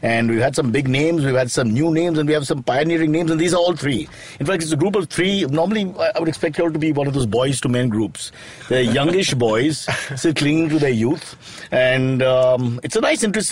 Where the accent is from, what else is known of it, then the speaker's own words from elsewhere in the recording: Mumbai, Maharashtra, India; from Walkeshwar, my hometown